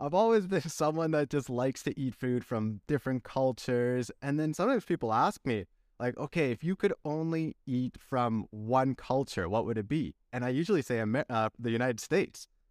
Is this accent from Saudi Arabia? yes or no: no; Canada; moved away as an adult; also born or lived in Chile / Belgium; now in Castellón, Spain; I was born in Chile, then I went to Belgium, that's where my f, heritage is from, grew up in Canada